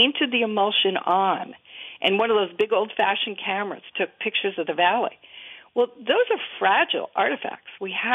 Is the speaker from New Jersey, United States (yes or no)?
yes; Bergen County, New Jersey, United States; now in Vermont, United States; I'm from Bergen County